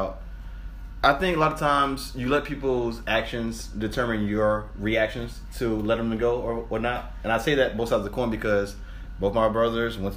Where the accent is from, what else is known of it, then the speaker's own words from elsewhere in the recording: Miami, Florida, United States; moved away as an adult; also born or lived in Fort Lauderdale, Florida; now in Georgia, United States; I'm born and raised in Fort Lauderdale, Florida. Okay. But I grew up in Miami, Florida.